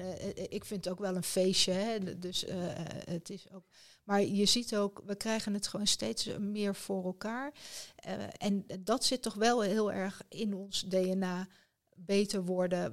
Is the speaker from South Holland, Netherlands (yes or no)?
yes; Rotterdam, South Holland, Netherlands; Rotterdam, mijn geboortestad.